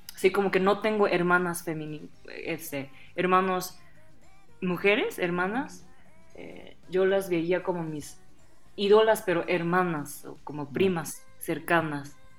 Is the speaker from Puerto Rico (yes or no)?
no; Osaka, Japan; Spanish is a second language; also born or lived in Puebla, Mexico; now in Mexico City, Mexico; yo soy originaria de la ciudad Osaka, que está en parte oeste